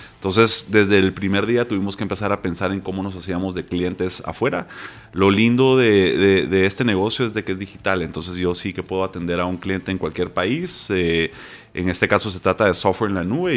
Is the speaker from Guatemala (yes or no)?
yes; Guatemala; en Guate porque soy de Guate